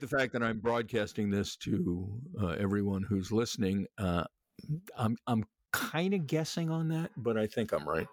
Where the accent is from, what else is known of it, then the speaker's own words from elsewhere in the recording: New York City, New York, United States; I was born in Flushing, it was Jewish at the time